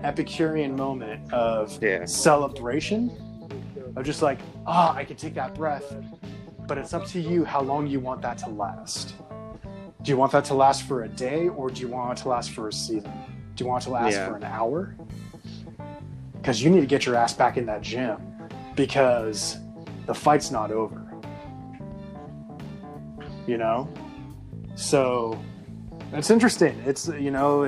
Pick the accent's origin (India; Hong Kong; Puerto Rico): Puerto Rico; I am Puerto Rican